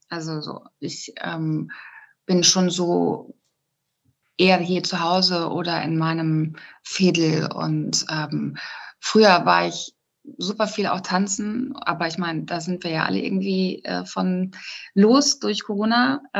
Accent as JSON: {"language": "German", "region": "North Rhine-Westphalia", "country": "Germany", "tie": "born or raised there", "moved": "as an adult", "lives_now": "Cologne, Germany", "said": "genau, und ich komme eigentlich aus, aus Westfalen, aus einem ganz kleinen Kaff. Ähm, und ja, Dorf oder Kaff in, in Ostwestfalen heißt ja nochmal was anderes als jetzt irgendwie am Stadtrand von Köln."}